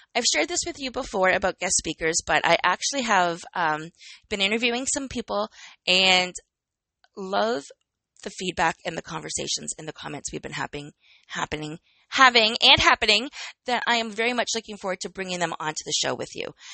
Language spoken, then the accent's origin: English; Canada; I am Canadian